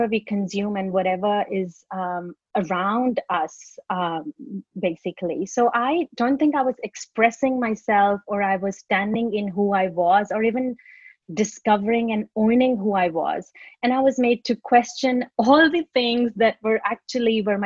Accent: India; now in Australia; when I was growing up in India

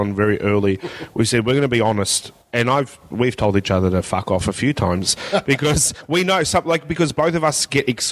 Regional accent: Melbourne, Victoria, Australia; I went to a school in the northern suburbs of Melbourne that was more of a prison than a school

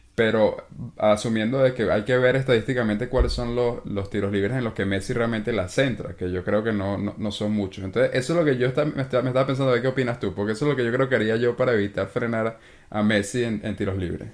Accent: Venezuela; uno como venezolano

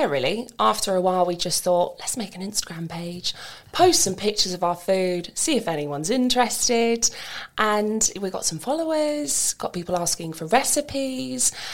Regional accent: Maidenhead, South East England, United Kingdom; now in Marlow, United Kingdom; I'm originally born and raised in Maidenhead

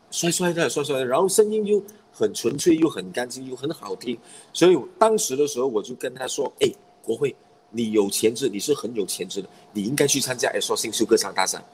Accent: Perak, Malaysia; 我们同样是来自霹雳州的

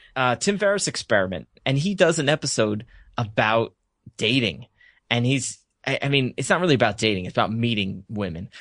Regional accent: United States; also born or lived in Surrey, England; I'm American

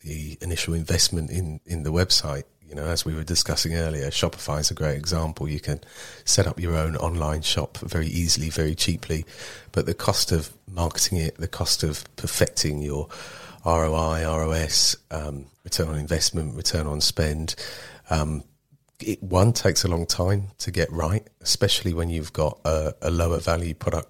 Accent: Marlow Bottom, South East England, United Kingdom; also born or lived in Maidenhead / Bangladesh / Nepal; I grew up in Marlow Bottom, went to school in Maidenhead

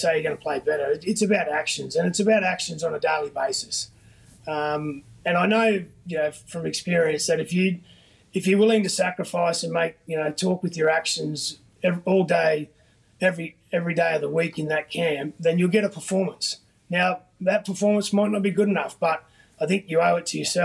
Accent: Queensland, Australia; as a Queenslander

